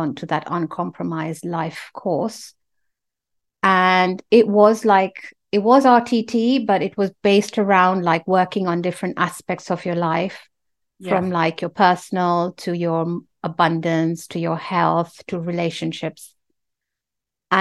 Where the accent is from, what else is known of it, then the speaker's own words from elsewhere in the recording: Nairobi, Kenya; moved away; I'm from Kenya and we used to live in Nairobi and our house was very near one of the big hospitals